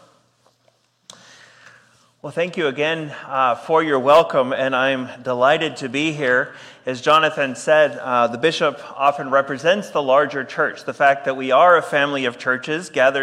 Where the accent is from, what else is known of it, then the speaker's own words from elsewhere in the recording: Texas, United States; moved away as an adult; now in Edmonton, Canada; I am from Texas, but I married a Canadian, and so that is the very clear reason why I am here